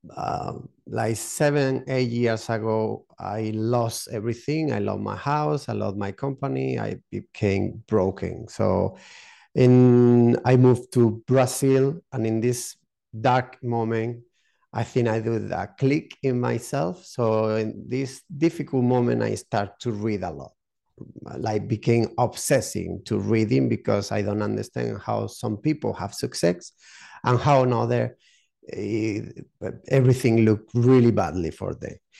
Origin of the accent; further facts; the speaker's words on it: southern Spain, Spain; English is a second language; moved away as an adult; also born or lived in United Kingdom; now in Málaga, Spain; I'm from Spain. Um, yeah, from the south of Spain